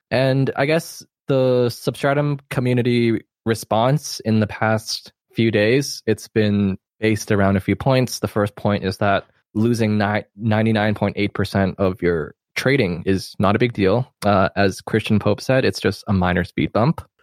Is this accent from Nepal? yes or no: no; Hong Kong; I am from Hong Kong